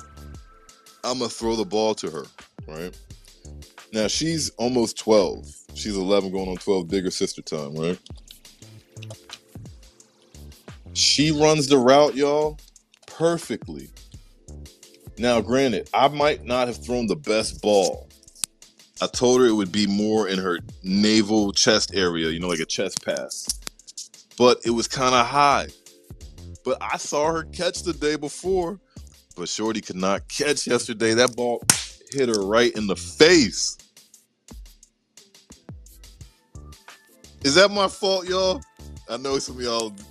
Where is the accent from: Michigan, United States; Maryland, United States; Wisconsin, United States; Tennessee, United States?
Maryland, United States; also born or lived in Atlanta, Georgia; That's where I actually grew up, man. When I moved from Atlanta to Maryland in my granddad's neighborhood, it was in a cul-de-sac